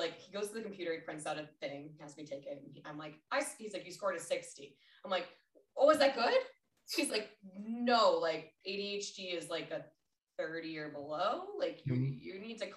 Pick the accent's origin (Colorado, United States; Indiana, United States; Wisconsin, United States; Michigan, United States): Colorado, United States; moved away as an adult; also born or lived in Minnesota; now in San Diego, United States; I'm from Colorado till I die.